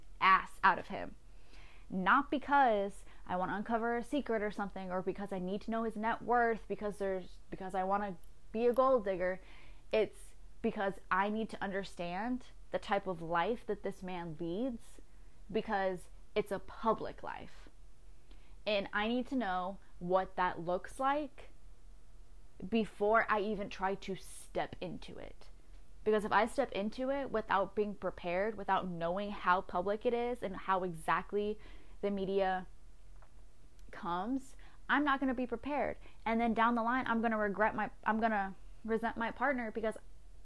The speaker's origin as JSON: {"language": "English", "country": "United States", "said": "I'm very American, very American"}